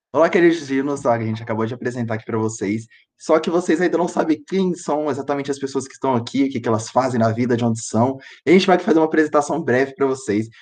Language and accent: Portuguese; Ouro Branco, Minas Gerais, Brazil; eu sou de Ouro Branco